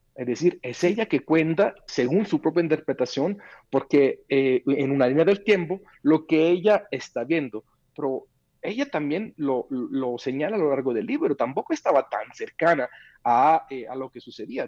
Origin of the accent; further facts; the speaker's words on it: Mexico; como ciudadano mexicano